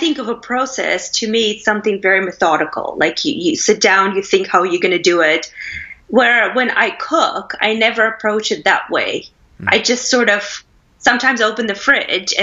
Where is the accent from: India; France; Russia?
Russia; moved away as an adult; also born or lived in United States / Canada / Philippines; now in England; I am originally from Russia. I was born and raised there. I left in the 90s to go to college in the States.